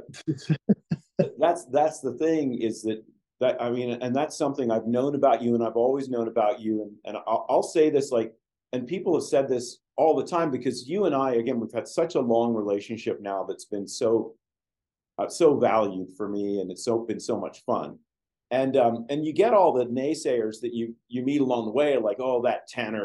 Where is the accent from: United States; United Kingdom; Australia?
United Kingdom; England; moved away; I was born in England.